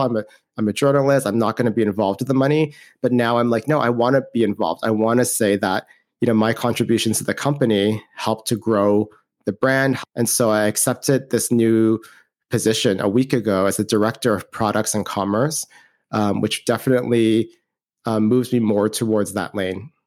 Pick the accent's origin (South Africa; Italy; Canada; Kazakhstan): Canada; moved away as an adult; I'm from Canada, I'm Canadian